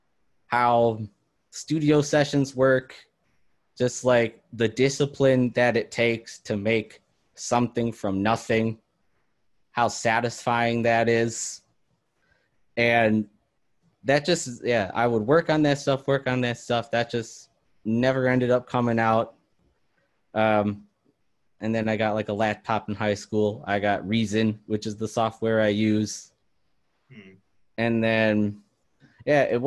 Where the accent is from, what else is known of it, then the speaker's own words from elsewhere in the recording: Oconomowoc, Wisconsin, United States; also born or lived in Oshkosh, Wisconsin; I'm originally from Oconomowoc, and I lived there pretty much until 2013 when Ashley and I moved up to Oshkosh to do school for that.